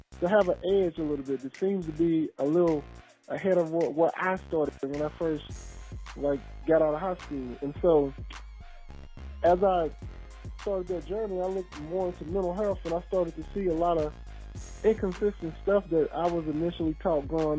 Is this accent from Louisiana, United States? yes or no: yes; Louisiana, United States; I'm from the South, Murroge, Louisiana.